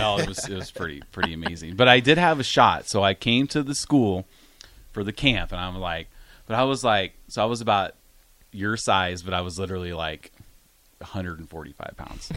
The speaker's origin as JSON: {"language": "English", "region": "Iowa", "country": "United States", "tie": "born or raised there", "also_born_or_lived": "Grand Island, Nebraska", "said": "But we had lived in Iowa. I was born in Grand Island, and then we moved to Iowa when I was like 2 years old. So I lived in Iowa pretty much my whole life."}